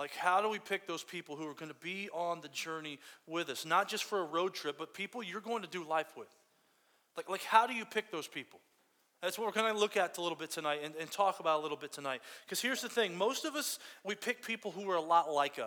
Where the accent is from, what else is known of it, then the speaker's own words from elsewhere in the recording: Fort Myers, Florida, United States; I grew up in Fort Myers, Florida, way down there in Fort Myers, like way down in the coast of Florida